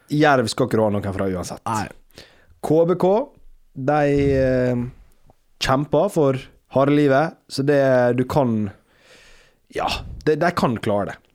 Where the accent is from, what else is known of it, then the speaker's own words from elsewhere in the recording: Sunnmøre, Møre og Romsdal, Norway; Selv om jeg er sunnmøring?